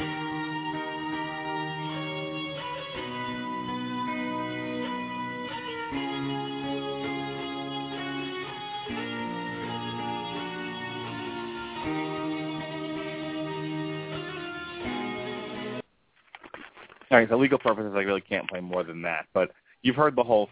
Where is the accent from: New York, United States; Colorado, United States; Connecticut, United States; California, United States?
New York, United States; now in Florida, United States; where I grew up in New York